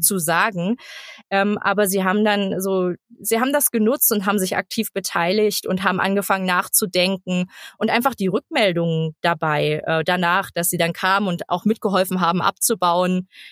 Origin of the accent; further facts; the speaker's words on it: Cottbus, Brandenburg, Germany; now in Berlin, Germany; bin gebürtige Cottbusserin, bin 30 Jahre, lebe jetzt aber in Berlin